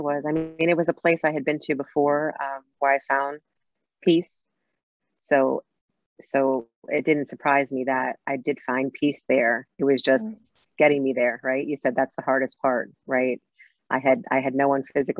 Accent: New York City, New York, United States; I grew up in New York City in Brooklyn, a Latin background

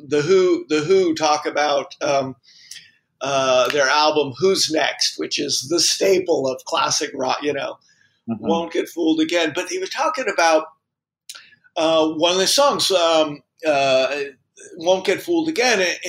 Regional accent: California, United States; moved away; I'm from California

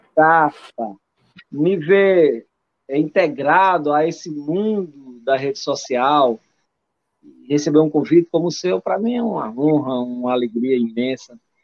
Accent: Catolé do Rocha, Paraíba, Brazil; moved away; vim do sertão da Paraíba, de uma cidade chamada Catolé do Rocha

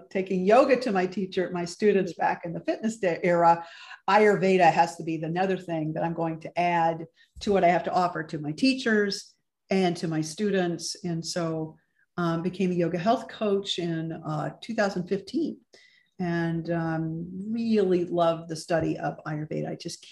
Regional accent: Ohio, United States; moved away as an adult; also born or lived in Chicago; now in New York City, United States; I grew up in Ohio

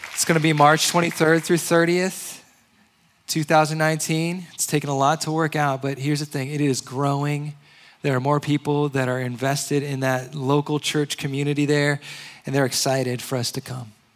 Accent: Hawaii, United States; also born or lived in Indianapolis, Indiana / Georgia; now in San Diego, United States; I'm originally from Hawaii. I lived in Indianapolis. And then I lived in Georgia for a short time

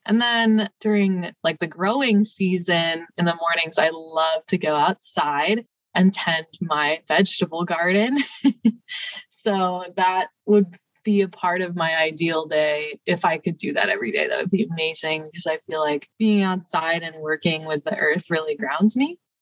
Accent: Cleveland, Ohio, United States; now in Columbus, United States; I'm also from Ohio. I was born outside of Cleveland

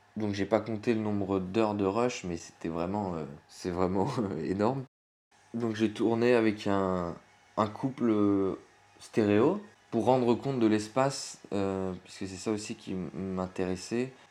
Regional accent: Burgundy, Mâconnais, Bourgogne-Franche-Comté, France; moi je suis originaire de, de Bourgogne, du Mâconnais, c'est une région viticole

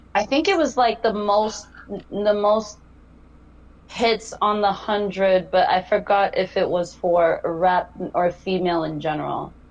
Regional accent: Denver, Colorado, United States; growing up in Denver was a lot of like EDM and fist pumping that I was surrounded

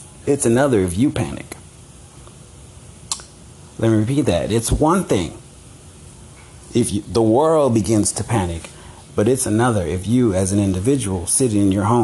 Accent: Los Angeles, California, United States; I'm from South Central L.A.

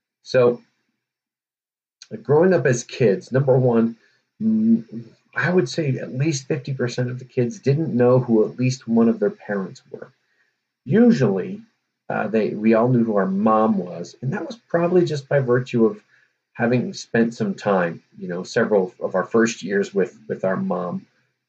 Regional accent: Chicago, Illinois, United States; born there; Now, as you know, I was born in Chicago.

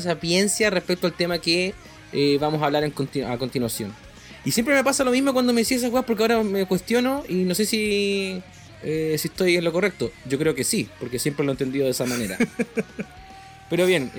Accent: Valdivia, Los Ríos, Chile; soy de Valdivia

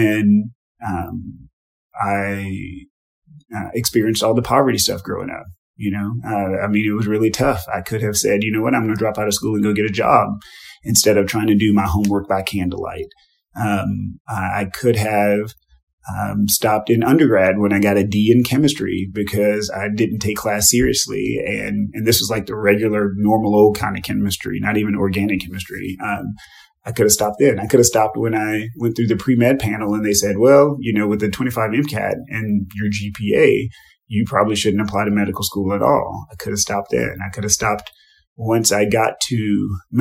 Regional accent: Texas, United States; as a Black man, as an American, as a Texan

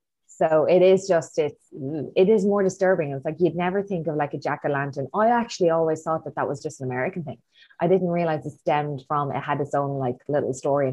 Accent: Drogheda, Leinster, Ireland; I grew up in Drogheda with you guys, yet for my childhood, I never did trick-or-treating because I didn't live in the States.

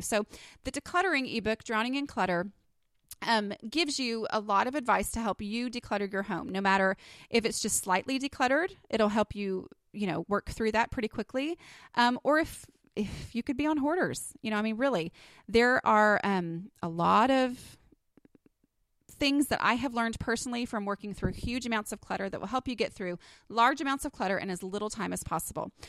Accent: Texas, United States; accent: Texas; my little Texas accent

